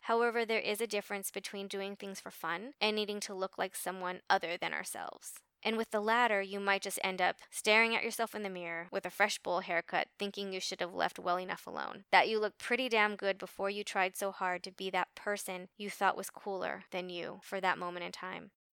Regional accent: Los Angeles, California, United States; I grew up in Los Angeles in the late seventies, early eighties

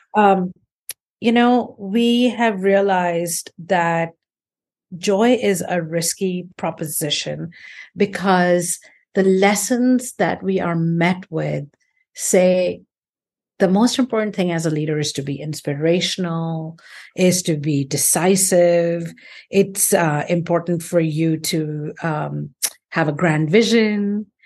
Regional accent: India; moved away; also born or lived in United States; I grew up in India. I, I left and I've had a career all over the world, um, but particularly in the United States

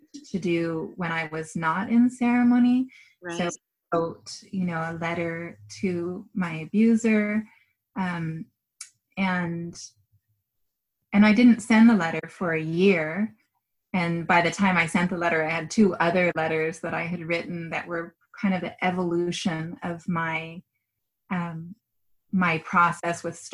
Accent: Washington, United States; moved away; where I grew up in Washington

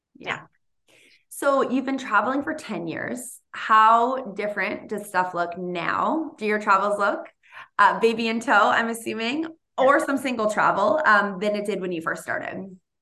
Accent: Boston, Massachusetts, United States; now in California, United States; I'm from Boston and I'm, I live in, in California.

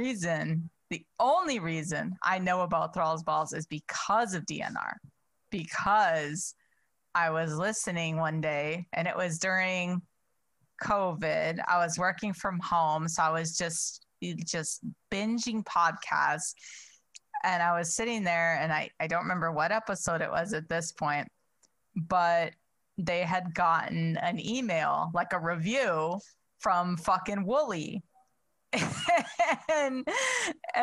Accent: Chicago, Illinois, United States; I'm from Chicago

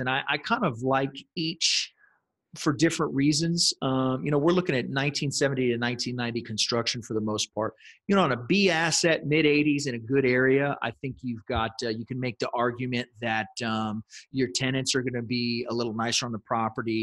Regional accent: San Antonio, Texas, United States; I was born and raised here in San Antonio, and for the most part, I've lived here most of my life.

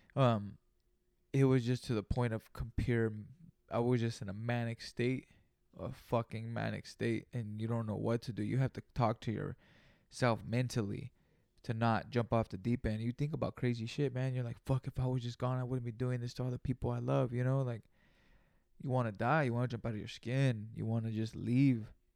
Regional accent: Greenfield, California, United States; I'm not from Frisco. I'm from Greenfield, California

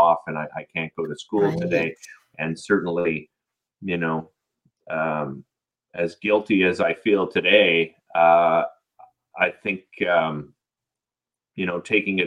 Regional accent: Ottawa, Ontario, Canada; We grew up in Nepean in Arlington Woods on Riverbrook Road

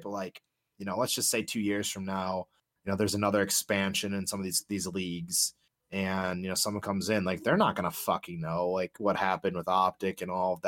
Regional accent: Chicago, Illinois, United States; Born and raised in Chicago, grew up on Blackhawks hockey

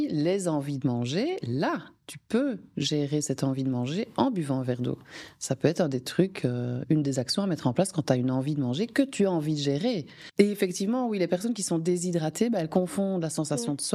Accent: Belgium; comme je suis belge, comme vous avez compris, les frites

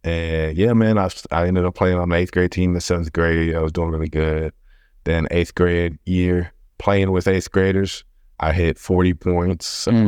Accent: Houston, Texas, United States; I grew up on the north side of Houston. You know, family never came from like big means. You're always like a lower working class family. You know, basically grew up on North Main.

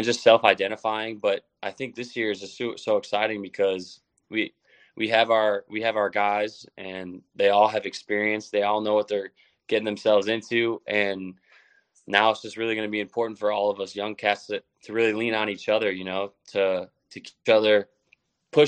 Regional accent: Midwest, United States; now in Cleveland, United States; I'm from the Midwest, but I'm not from Cleveland

